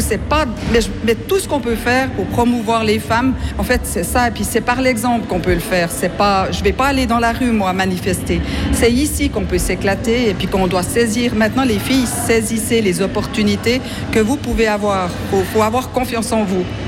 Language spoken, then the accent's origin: French; Fribourg, Switzerland; on est fribourgeois